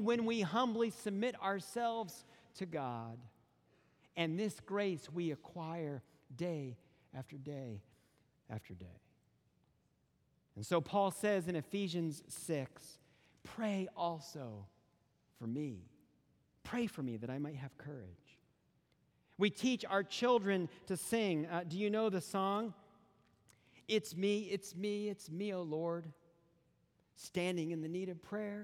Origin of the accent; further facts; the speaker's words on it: Western North Carolina, United States; I grew up in Western North Carolina.